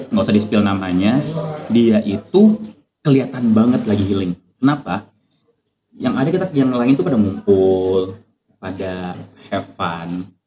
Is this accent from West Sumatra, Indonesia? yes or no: no; Manado, North Sulawesi, Indonesia; born there; untuk menghandle sesuatu di sana di tempat aku lahir di Manado yeah.